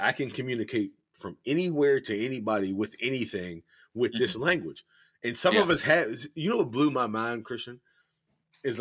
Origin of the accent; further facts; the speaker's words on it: Pittsburgh, Pennsylvania, United States; I'm from Pittsburgh.